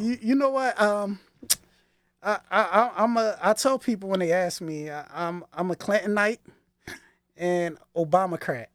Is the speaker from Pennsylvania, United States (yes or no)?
yes; Philadelphia, Pennsylvania, United States; I grew up in Northwest Philadelphia, not West Philly people. Um, that would be the West Oak Lane section of the city